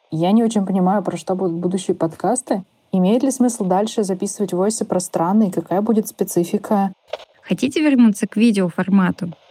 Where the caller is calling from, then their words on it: New Zealand; из Новой Зеландии